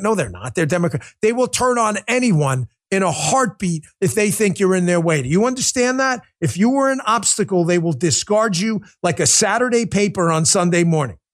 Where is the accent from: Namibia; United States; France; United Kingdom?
United States; New York; moved away; It's my home state. I grew up there